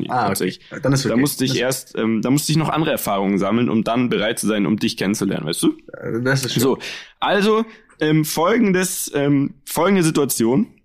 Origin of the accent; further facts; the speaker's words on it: Munich, Bavaria, Germany; wir als Münchner